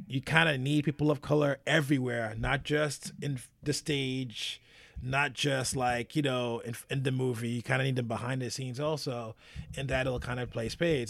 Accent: United States; as an American

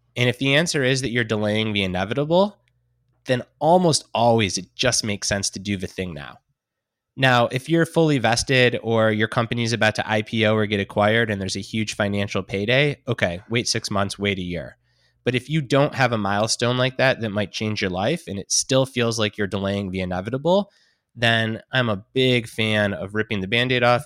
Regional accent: Detroit, Michigan, United States; born and raised in Detroit, growing up a Detroit Lions fan

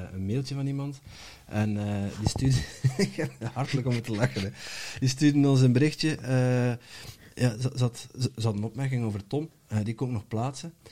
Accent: Netherlands; Ik ben een Nederlander, ik kan, kan mij moeilijk veranderen.

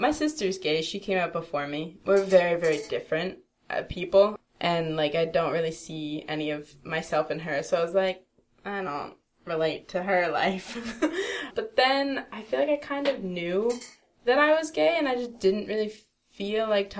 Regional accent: East Coast, United States; That's what I miss about, like, growing up on the East Coast. New York was 4 hours away. Philly was an hour and a half away.

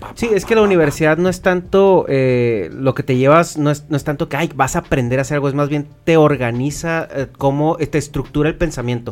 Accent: Chihuahua, Mexico; nosotros somos de Chihuahua

